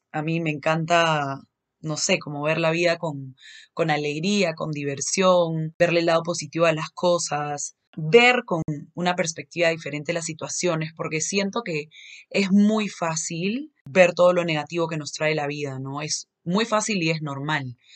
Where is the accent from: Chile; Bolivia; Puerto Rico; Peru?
Peru; Lima; yo soy de Lima, soy de Perú, pero probablemente en muchos momentos se me va a salir un acento así medio mexicano.